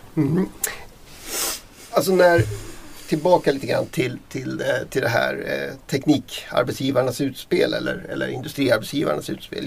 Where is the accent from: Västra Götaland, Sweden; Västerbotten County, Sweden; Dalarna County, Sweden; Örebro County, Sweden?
Dalarna County, Sweden; mitt hemlän Dalarna